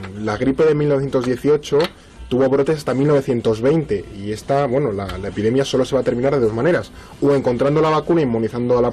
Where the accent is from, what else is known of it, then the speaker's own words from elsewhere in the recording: Spain; la situación epidémica en nuestro país